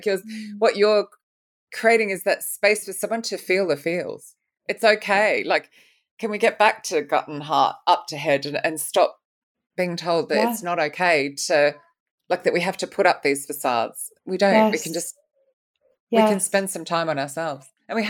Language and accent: English; Sydney, New South Wales, Australia; born there; even though I was born in Sydney.